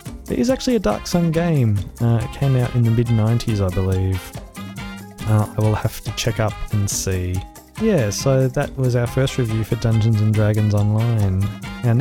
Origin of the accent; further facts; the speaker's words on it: Australia; as an Australian